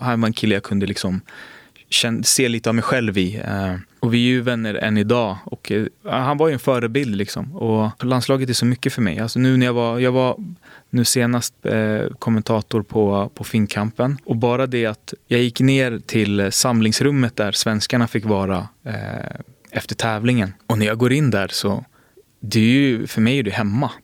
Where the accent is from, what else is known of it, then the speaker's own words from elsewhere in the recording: Botkyrka, Stockholm County, Sweden; jag är från Botkyrka.